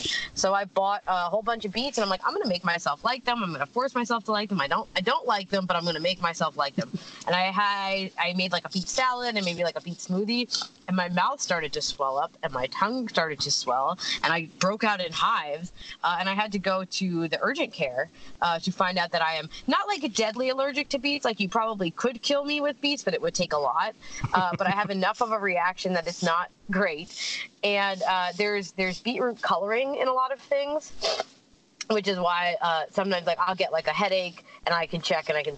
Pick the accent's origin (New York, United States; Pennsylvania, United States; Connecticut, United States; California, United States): Pennsylvania, United States; where I grew up in Pennsylvania, in the States, pickled beets are very much a thing